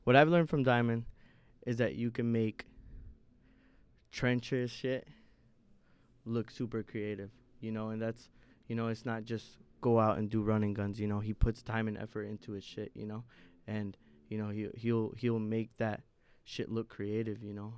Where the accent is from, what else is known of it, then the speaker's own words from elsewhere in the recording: Indiana, United States; moved away as an adult; now in Chicago, United States; Indiana has always, is part of my identity. I'm an Indianimal.